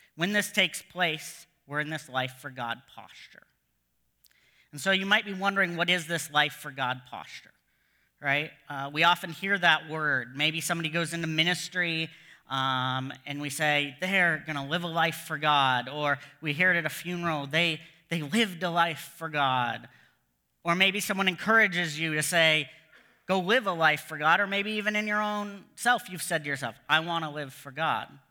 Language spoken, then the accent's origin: English; United States; moved away as an adult; now in Canada; as an American